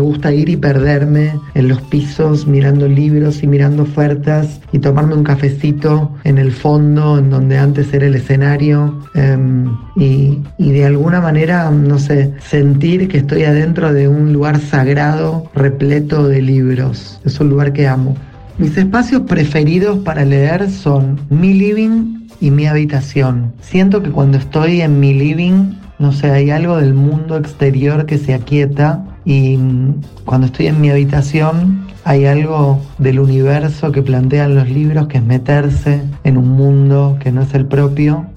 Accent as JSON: {"language": "Spanish", "area": "Recoleta", "region": "Buenos Aires", "country": "Argentina", "said": "yo vivo muy cerca, soy de Recoleta"}